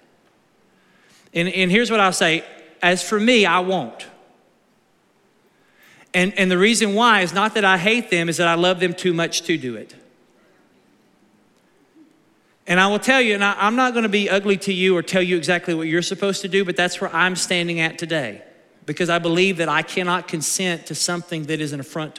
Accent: United States; as American Christians

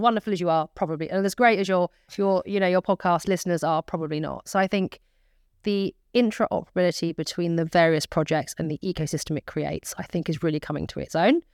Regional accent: United Kingdom; as British citizens

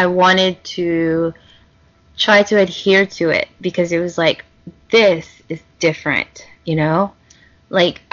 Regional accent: Louisiana, United States; growing up in Louisiana

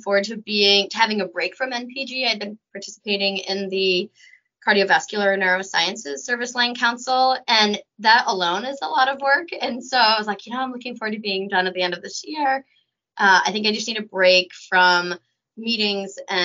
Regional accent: Windsor, Maine, United States; moved away as an adult; also born or lived in Vancouver, British Columbia; now in Vermont, United States; I grew up in Maine in a small town outside of Augusta called Windsor.

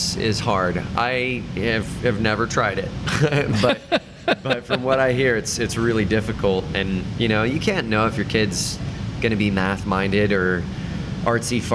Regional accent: Anderson, Indiana, United States; also born or lived in Chicago, Illinois; now in Indianapolis, United States; we moved to Anderson, Indiana, and I grew up there, and I moved to the city when I was 19

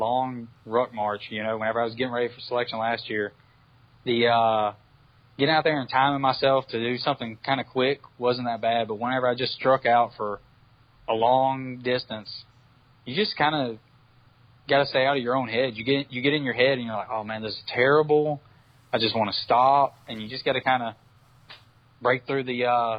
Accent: Mobile, Alabama, United States; So Jacksonville is more like my climate at home. I'm from Mobile, Alabama

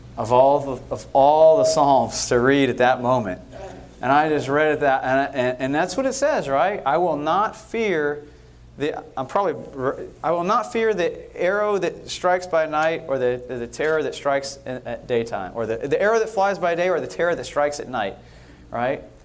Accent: Bay Area, California, United States; moved away; also born or lived in Europe; I grew up in the Bay Area in California.

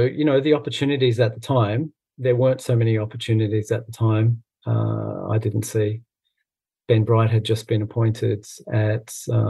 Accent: Scotland, United Kingdom; because I'm Scottish

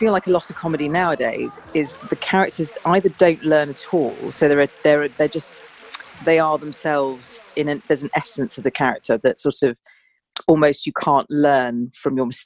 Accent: South East England, United Kingdom; And I grew up in Surrey, um, in the suburbs, and my family setup wasn't a sort of it was quite fractured. So I moved around a lot as a child.

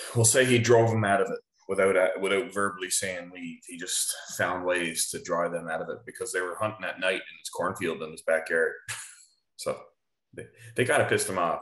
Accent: Holyrood, Newfoundland and Labrador, Canada; born or raised there; now in Enfield, Canada

